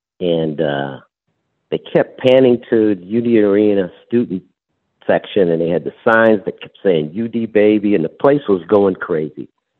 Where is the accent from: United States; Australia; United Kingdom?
United States; Akron, Ohio; Akron, Ohio.